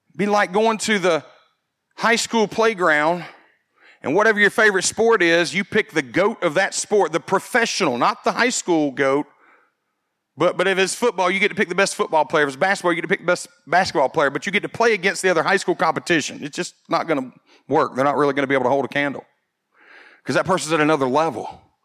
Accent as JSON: {"language": "English", "country": "United States", "tie": "born or raised there", "said": "growing up in America"}